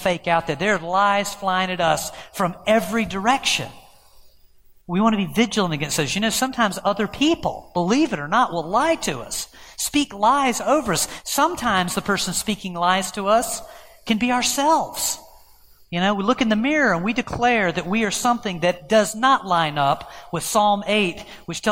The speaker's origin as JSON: {"language": "English", "country": "United States", "said": "as an American Christian"}